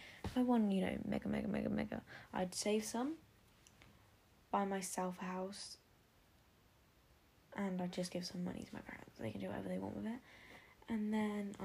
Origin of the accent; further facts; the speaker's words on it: Oxfordshire, South East England, United Kingdom; I'm from Oxfordshire in the UK